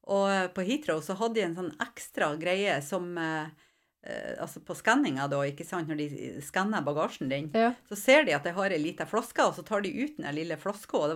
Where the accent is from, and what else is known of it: Mosjøen, Nordland, Norway; accent: broad Vefsn dialect (vefsning)